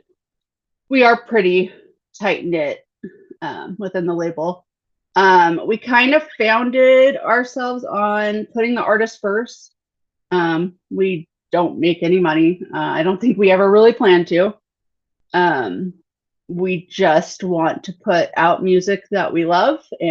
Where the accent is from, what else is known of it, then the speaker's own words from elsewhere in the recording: Northern California, United States; I am from Northern California, so like 45 minutes north of Sacramento, kind of like in farm country, nowhere land.